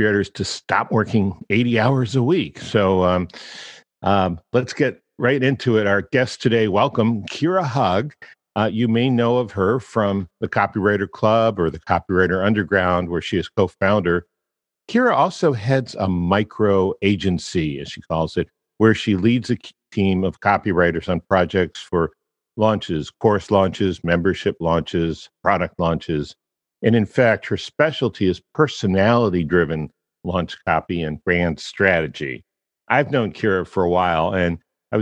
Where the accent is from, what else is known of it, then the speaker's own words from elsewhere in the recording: Washington, District of Columbia, United States; moved away; Washington, D.C., I was born there